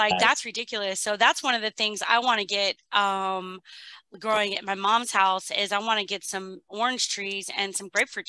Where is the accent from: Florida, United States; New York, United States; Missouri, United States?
Florida, United States; Miami, Fort Lauderdale area, South; growing up in South Florida, Miami, Fort Lauderdale area, growing up as a kid, we would have 3 to 4 different citrus trees in our backyard or one in our front yard, right?